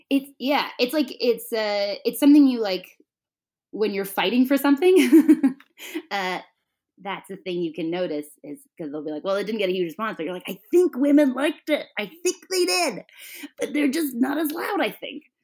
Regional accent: Toronto, Ontario, Canada; I'm from Toronto

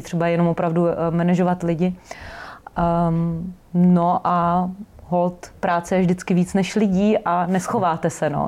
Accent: Brno, South Moravian Region, Czechia; pocházím z Brna

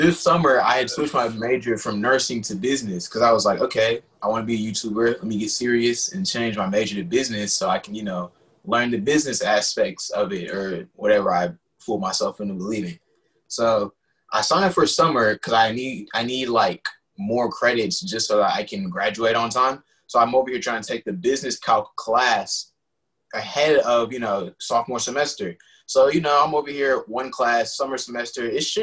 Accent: Houston, Texas, United States; I'm from Houston.

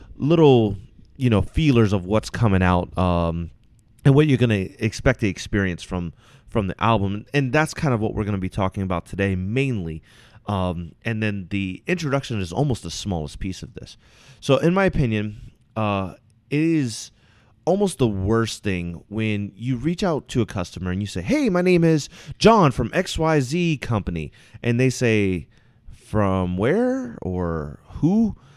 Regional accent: Virginia, United States; now in Washington, United States; I'm originally from Virginia.

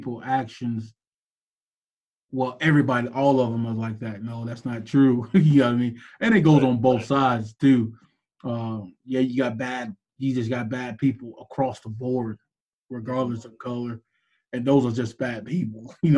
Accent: Florida, United States; I'm from Florida

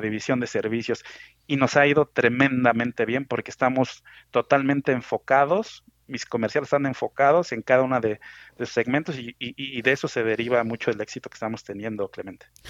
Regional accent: Mexico City, Mexico; soy mexicano, nací en la Ciudad de México

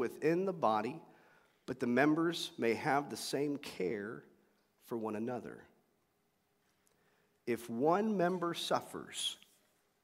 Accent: Euless, Texas, United States; I grew up in Euless Bedford area, the mid-cities between Dallas and Fort Worth

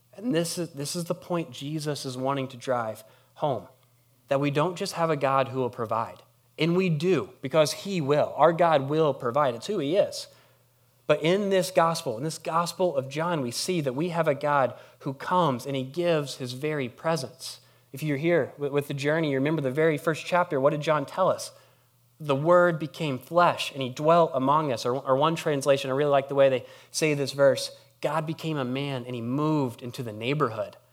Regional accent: Harrisburg, United States; I'm from Harrisburg

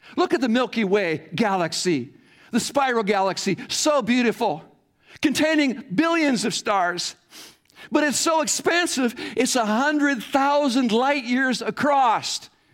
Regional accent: Iowa, United States; growing up in Iowa farm

